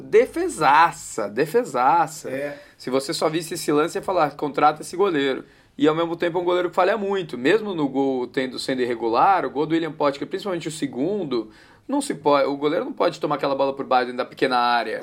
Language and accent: Portuguese; Paulista, São Paulo, Brazil; Então eu vou voltar como paulista aqui